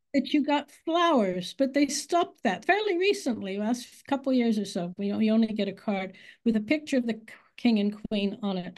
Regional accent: United States; accent: American; moved away as an adult; now in England, United Kingdom; I am born in America. I just think that's relevant, and you can probably hear my American accent 'cause you don't lose it

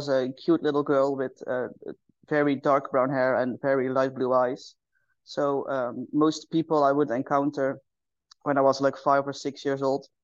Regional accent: Netherlands; I am from the Netherlands

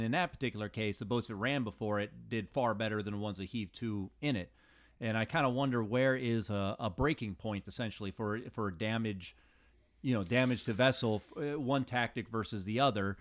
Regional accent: United States; as an American, as from America

